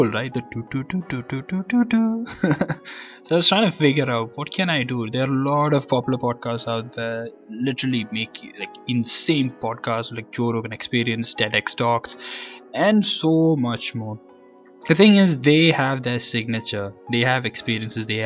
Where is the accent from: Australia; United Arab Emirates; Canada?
United Arab Emirates; Sharjah; also born or lived in Kerala, India; I'm born and brought up in Sharjah, UAE